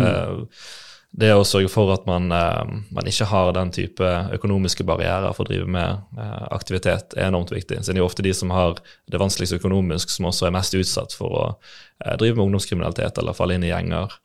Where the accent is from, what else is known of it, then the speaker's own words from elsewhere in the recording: Bergen, Vestland, Norway; also born or lived in Landås, Bergen / Sandviken, Bergen; jeg vokste opp i Fana, like ved Slåtthaug skøytebane